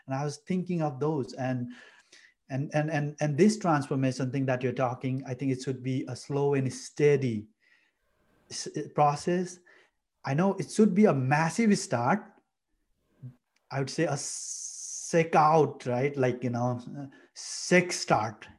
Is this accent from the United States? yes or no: no; Nepal; moved away as an adult; I'm from Nepal, a beautiful village uh, in Nepal. Uh, came here in 2015 to do my master's.